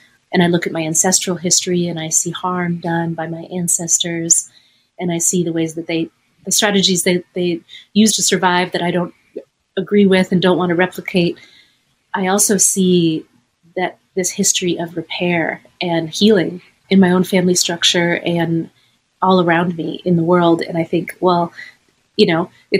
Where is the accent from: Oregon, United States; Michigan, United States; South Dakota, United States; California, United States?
California, United States; Los Angeles; also born or lived in Chicago; growing up in Los Angeles